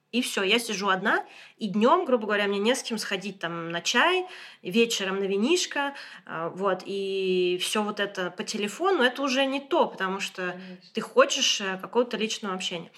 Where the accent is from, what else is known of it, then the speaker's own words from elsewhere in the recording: Moscow, Russia; moved away as an adult; now in Boulogne-Billancourt, France; я из Москвы